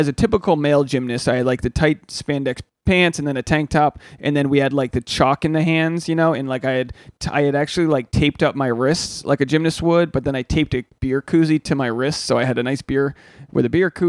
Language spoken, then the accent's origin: English; New England, United States; You know, growing up in New England, everyone had